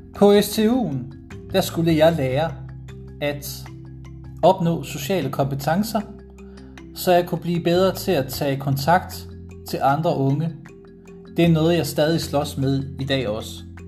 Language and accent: Danish; Struer, Central Denmark Region, Denmark; født og opvokset i Struer Kommune